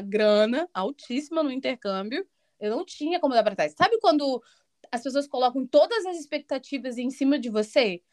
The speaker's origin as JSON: {"language": "Portuguese", "town": "Campos dos Goytacazes", "region": "Rio de Janeiro", "country": "Brazil", "also_born_or_lived": "Belo Horizonte, Brazil", "moved": "as an adult", "lives_now": "Ireland", "said": "Atualmente eu moro na Irlanda, mas eu sou de Campos dos Goitacazes, interior do Rio de Janeiro"}